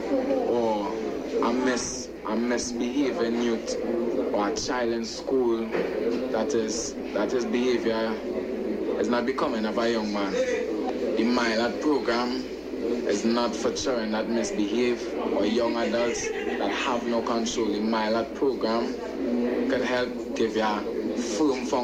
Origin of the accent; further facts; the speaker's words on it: Trinidad & Tobago; I grew up in Bonnet Gardens